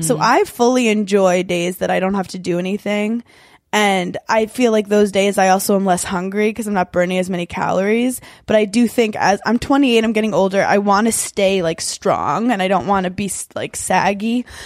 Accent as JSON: {"language": "English", "town": "New York City", "region": "New York", "country": "United States", "tie": "born or raised there", "said": "I was born in Brooklyn, New York"}